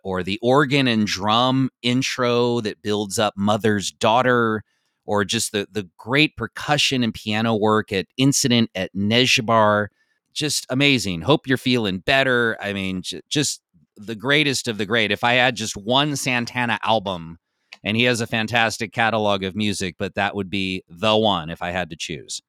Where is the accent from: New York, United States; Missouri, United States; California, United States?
California, United States; Bay Area; growing up in the Bay Area